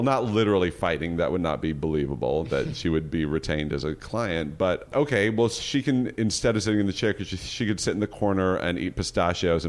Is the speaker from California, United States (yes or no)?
yes; Berkeley, California, United States; I'm from Berkeley